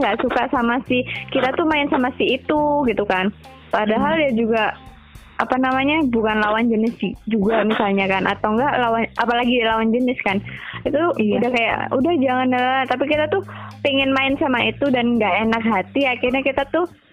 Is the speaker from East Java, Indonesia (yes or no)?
no; Jakarta, Indonesia; kita orang Jakarta